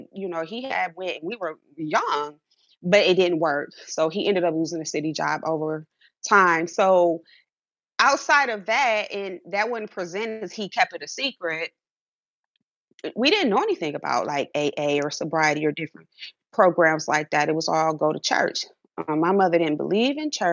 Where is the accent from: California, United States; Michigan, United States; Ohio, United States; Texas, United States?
Ohio, United States; Cleveland; growing up in an inner city in a poverty area, I'm from Cleveland, Ohio